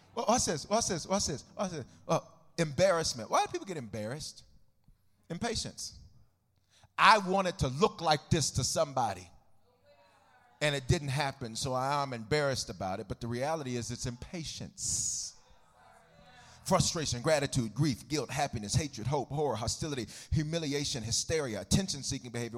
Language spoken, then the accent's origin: English; United States; I'm a, I'm an American